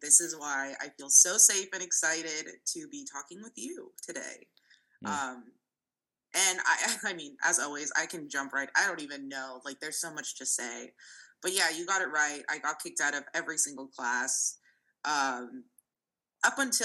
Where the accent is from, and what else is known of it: San Francisco, California, United States; born or raised there; first language Russian; English is a second language